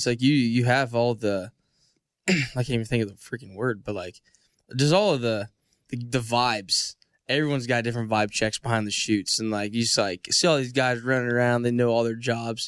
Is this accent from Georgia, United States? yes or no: no; Illinois, United States; moved away; I'm from Illinois